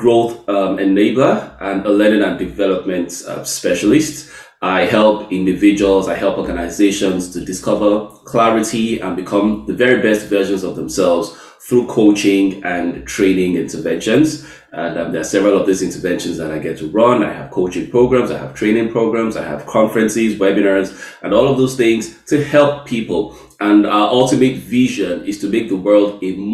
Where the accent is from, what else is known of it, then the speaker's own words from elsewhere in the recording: Lagos, Nigeria; moved away as an adult; now in Dublin, Ireland; I'm from Nigeria. I lived in Lagos, Nigeria for the most part of my life.